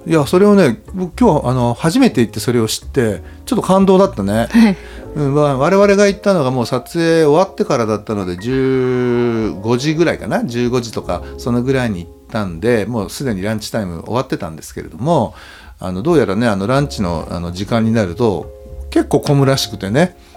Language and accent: Japanese; Hamada, Shimane, Japan; 島根県のですね、あの、浜田市というところ、僕は出身なんですけれども